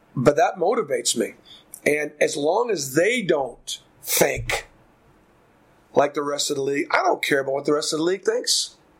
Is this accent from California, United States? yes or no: no; Boston, Massachusetts, United States; now in Auburn, United States; I grew up in Boston